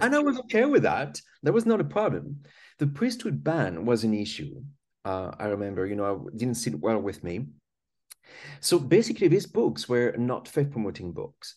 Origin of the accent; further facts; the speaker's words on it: France; English is a second language; now in United Kingdom; I was born in France. That's why I've got this funny accent. And I grew up there